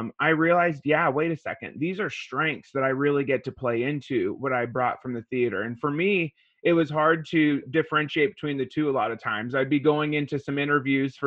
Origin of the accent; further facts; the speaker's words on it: Ferdinand, Indiana, United States; moved away as an adult; now in Washington State, United States; I grew up in Indiana.